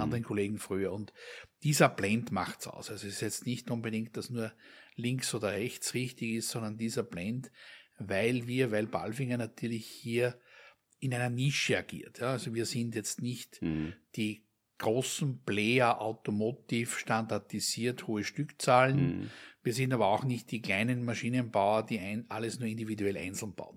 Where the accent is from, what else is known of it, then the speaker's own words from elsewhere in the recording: Austria; uns als, als Österreicher, hier als gelernte Österreicher